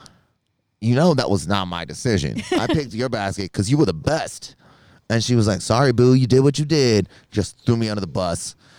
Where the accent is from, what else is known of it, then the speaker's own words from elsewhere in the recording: North Carolina, United States; I'm from North Carolina.